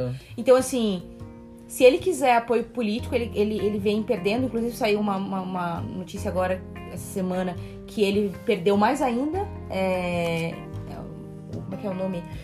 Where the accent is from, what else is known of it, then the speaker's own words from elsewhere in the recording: Rio de Janeiro, Brazil; Eu vim de Honório Gurgel